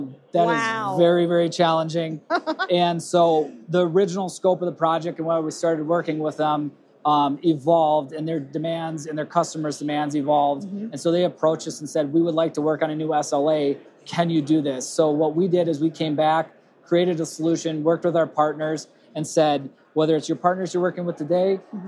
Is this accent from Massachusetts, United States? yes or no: no; Rochester, Minnesota, United States; accent: Minnesota; I'm from Rochester, Minnesota